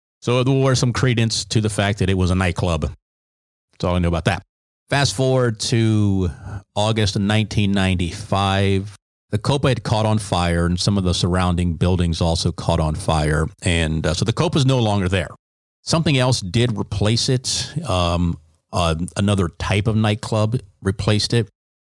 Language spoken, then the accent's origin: English; Fauquier County, Virginia, United States; moved away as an adult; I was from Fauquier County. I didn't know anything about anything.